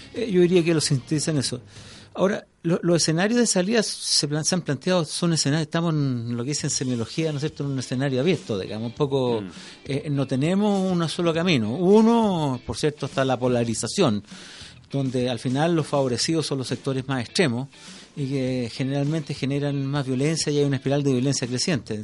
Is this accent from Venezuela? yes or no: no; Chile; como chilenos